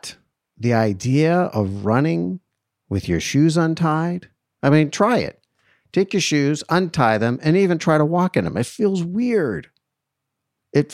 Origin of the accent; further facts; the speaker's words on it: outside of Boston, Massachusetts, United States; growing up outside of Boston